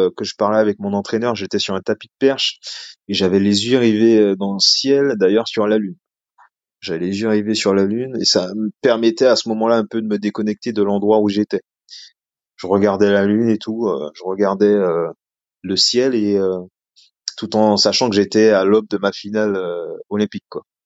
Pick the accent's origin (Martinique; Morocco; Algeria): Martinique; moved away as an adult; also born or lived in metropolitan France; now in France; je viens de Martinique, euh, donc j'avais une culture un petit peu différente quand je suis arrivé en France